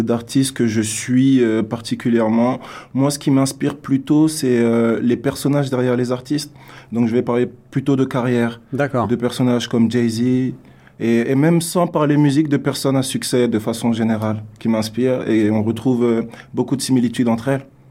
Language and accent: French; France; also born or lived in Africa; now in Canada; artiste né en France. Euh, qui au début a évolué en France, puis euh, je suis allé en Afrique parce que j'ai des origines africaines. Et euh, depuis trois ans, je suis au Canada